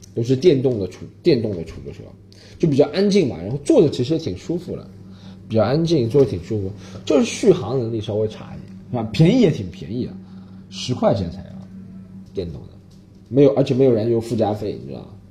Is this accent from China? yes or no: yes; China; 我们中国人觉得啊，被宰了是吧